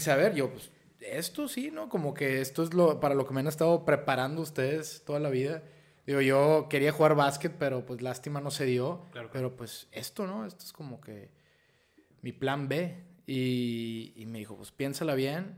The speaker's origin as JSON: {"language": "Spanish", "town": "Piedras Negras", "region": "Coahuila", "country": "Mexico", "also_born_or_lived": "Eagle Pass, Texas / Monterrey / Mexico City", "moved": "as an adult", "said": "yo soy de aquí, de Piedras Negras, Coahuila, nací en, en Eagle Pass, Texas, pero soy orgullosamente de aquí de Piedras, igual que mis papás y mis hermanos"}